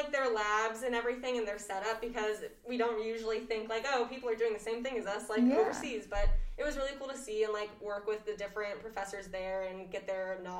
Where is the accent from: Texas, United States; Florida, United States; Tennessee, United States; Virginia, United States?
Florida, United States; Orlando; I'm from Orlando, Florida, and I've been living in Farley for the last 4 years.